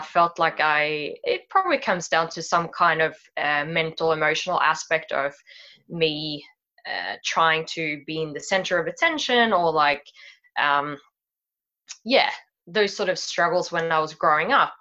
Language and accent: English; Sweden; moved away as an adult; now in Sydney, Australia; I was born in Sweden and I grew up here. I uh, then moved to Sydney uh, when I was about 25 or so.